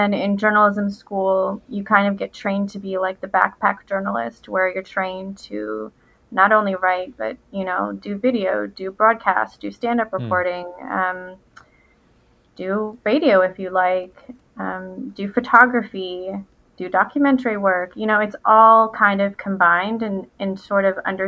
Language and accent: English; Winston-Salem, North Carolina, United States; also born or lived in Chapel Hill, North Carolina; now in Raleigh, United States; I'm a North Carolina native. I was born and raised in Winston-Salem